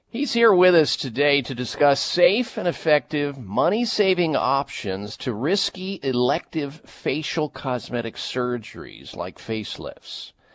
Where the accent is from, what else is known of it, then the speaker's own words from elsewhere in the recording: Midwest, United States; I'm from the Midwest